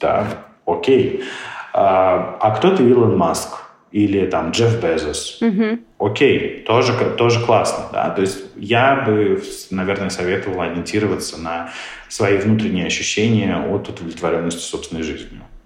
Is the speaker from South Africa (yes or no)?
yes; South Africa; он, как и я, из Южной Африки